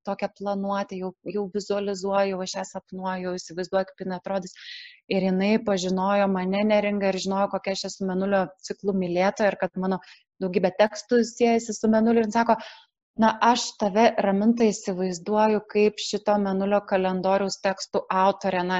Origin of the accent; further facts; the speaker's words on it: Vilnius, Vilnius County, Lithuania